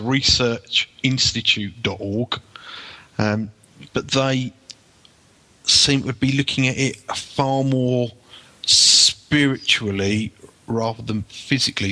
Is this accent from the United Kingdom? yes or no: yes; United Kingdom; an archaeological site in my hometown that was one of the largest Roman temples ever excavated in Great Britain